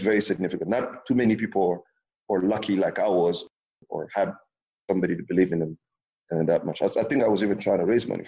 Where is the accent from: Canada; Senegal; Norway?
Senegal; I was so detached from Senegal, the reality of French speaking and all these different things that, and the other fact that Senegal is a small country where the economy is so small, it's only 14 million people